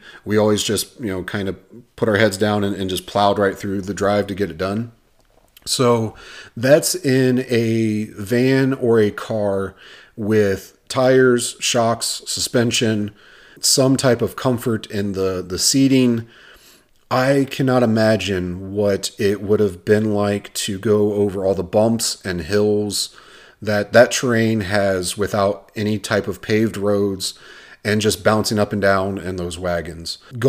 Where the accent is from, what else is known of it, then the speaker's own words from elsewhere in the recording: Ohio, United States; now in Arizona, United States; So those that don't know me, me and my family, we are transplants from Ohio out here to Arizona.